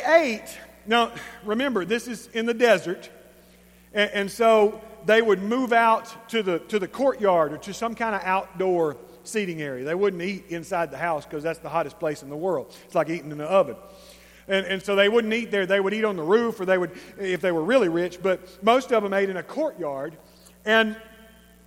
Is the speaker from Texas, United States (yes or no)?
yes; East Texas, United States; We're East Texan.